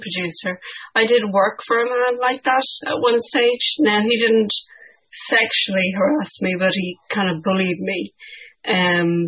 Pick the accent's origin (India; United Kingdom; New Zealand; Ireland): Ireland; growing up in Ireland in the 1980s